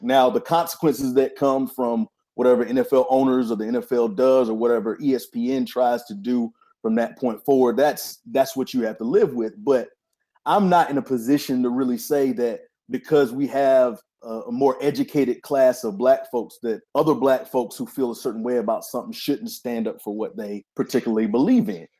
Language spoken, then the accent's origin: English; Wilmington, North Carolina, United States; moved away as an adult; also born or lived in Raleigh, North Carolina; I'm from Wilmington, North Carolina, lived in Raleigh for the past, uh, few years since two thousand four.